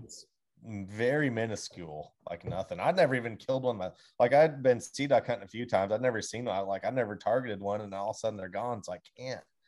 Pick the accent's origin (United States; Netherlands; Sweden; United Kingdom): United States; Pacific Northwest; this is like home ground that I grew up on